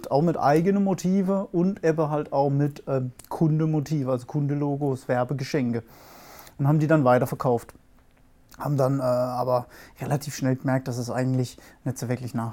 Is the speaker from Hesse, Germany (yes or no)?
no; Aachen, North Rhine-Westphalia, Germany; komme ich komm aus Aachen oder Mischbach. Kennt vielleicht ein oder andere, so ein kleiner, ein kleiner Nebenort von Aachen.